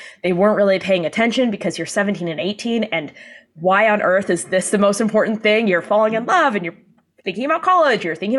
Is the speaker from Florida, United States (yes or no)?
no; San Diego, California, United States; Down in San Diego.